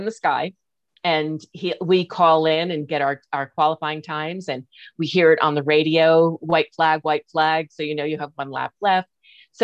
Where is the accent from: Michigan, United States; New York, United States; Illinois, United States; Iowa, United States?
New York, United States; moved away as an adult; also born or lived in California; now in Reno, United States; I'm from New York